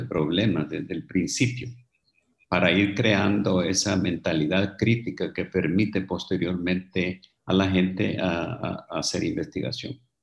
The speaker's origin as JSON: {"language": "Spanish", "country": "Honduras", "also_born_or_lived": "England", "moved": "as an adult", "said": "Tuve que salir de Honduras, tuve que ir a estudiar en el extranjero y me quedé ahí trabajando durante muchos años."}